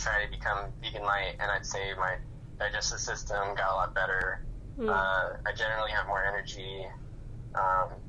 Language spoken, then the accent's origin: English; United States; now in Southern California, United States; I grew up in Clark County, and now I live in Southern California